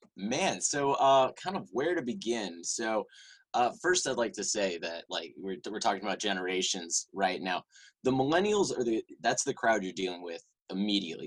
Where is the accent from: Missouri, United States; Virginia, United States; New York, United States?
Virginia, United States; Richmond; also born or lived in Chapel Hill, North Carolina; I'm actually from Richmond, Virginia